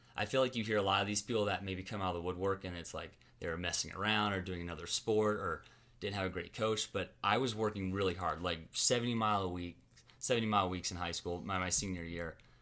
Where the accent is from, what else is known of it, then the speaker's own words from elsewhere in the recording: Raleigh, North Carolina, United States; moved away as an adult; also born or lived in Hickory, North Carolina; now in Flagstaff, United States; I was born in Raleigh. Lived the first ten years of my life in Raleigh